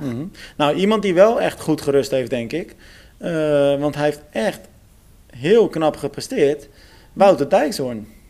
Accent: Almere, Flevoland, Netherlands; moved away; ik kom natuurlijk uit Almere, dus ik volg ook vaak het lokale nieuws gewoon nog steeds.

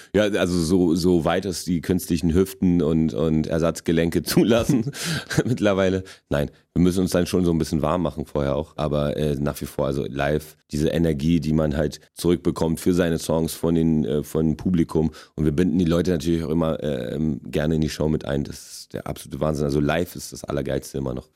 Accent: Berlin, Germany; accent: Berliner; German is a second language; also born or lived in Wrocław, Poland; ich bin mit sechseinhalb hergekommen äh, in die erste Klasse damals

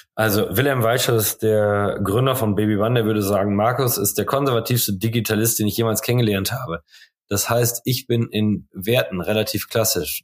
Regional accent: Holtwick, North Rhine-Westphalia, Germany; now in Coesfeld, Germany; ich wohne zwar jetzt in Coesfeld, aber ich bin in Holtwig aufgewachsen. Ganz toller Ort mit 3500 Seelen.

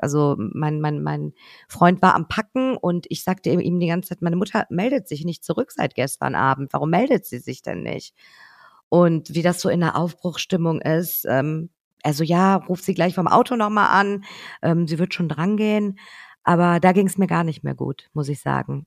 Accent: Cologne, North Rhine-Westphalia, Germany; also born or lived in Tehran, Iran; als Kölnerin

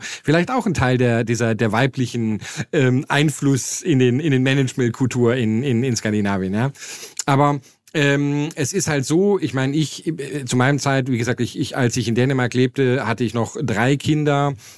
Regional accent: Germany; moved away; als Deutscher

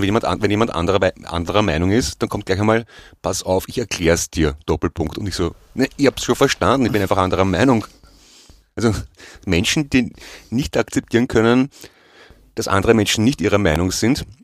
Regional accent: Austria; und das ist gemein, weil ich bin selber Österreicher

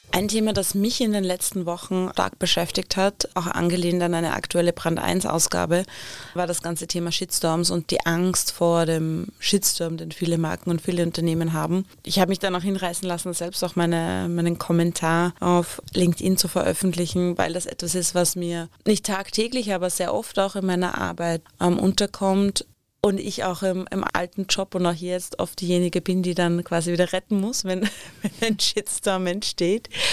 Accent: Upper Austria, Austria; Gemäß meiner Heimat ein oberösterreichischer Bergsee.

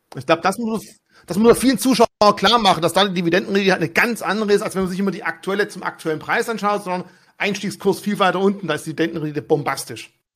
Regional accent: Germany; Bei uns in Deutschland

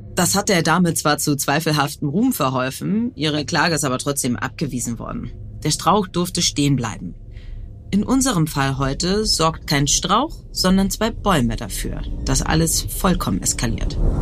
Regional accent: Hamburg, Germany; Ich bin Radiomoderatorin in Hamburg

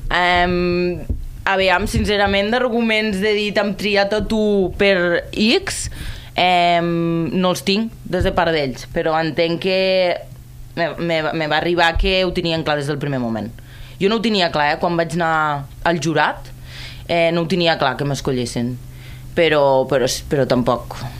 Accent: Terres de l'Ebre, Catalonia, Spain; sóc de les Terres de l'Ebre, treballo i, i dissenyo des d'allí.

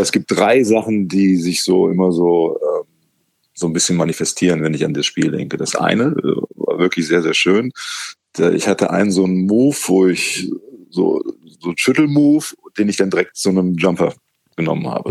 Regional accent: Cologne, North Rhine-Westphalia, Germany; ich bin hier in Köln geboren

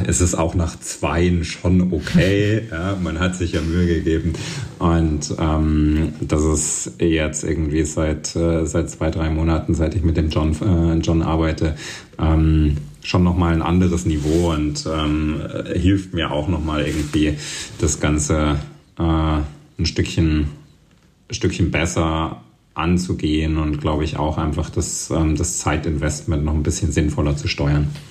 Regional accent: Thuringia, Germany; moved away as an adult; also born or lived in Leipzig / Berlin; bin eben in Thüringen aufgewachsen und äh, bei mir um die Ecke in Ilmenau war so eine, äh, so eine Downhill World Cup Strecke

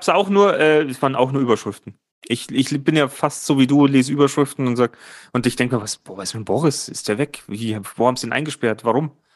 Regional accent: Germany

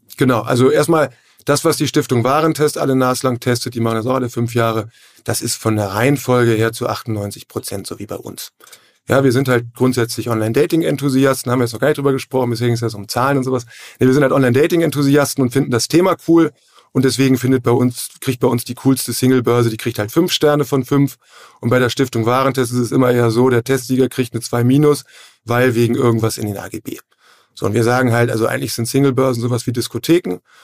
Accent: Hamburg, Germany; moved away as an adult; also born or lived in Flensburg; ich komme auch aus Hamburg, äh, Hamburg-Rahlstedt

